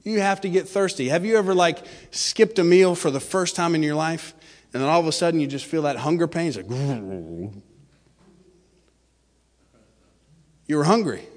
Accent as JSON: {"language": "English", "region": "Florida", "country": "United States", "said": "I'm from Florida originally"}